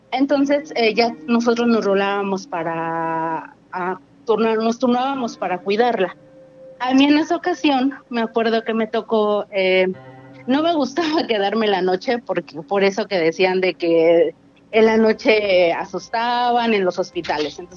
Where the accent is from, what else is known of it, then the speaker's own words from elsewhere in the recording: Mexico City, Mexico; De la Ciudad de México.